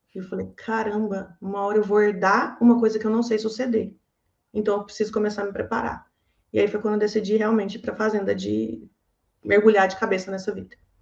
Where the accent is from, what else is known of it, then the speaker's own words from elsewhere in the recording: Cerrado Mineiro, Minas Gerais, Brazil; also born or lived in Loanda, Paraná; eu nasci no Paraná. Eu nasci numa tá. cidadezinha de Loanda, no estado do Paraná. Mas eu moro no Cerrado desde os oito anos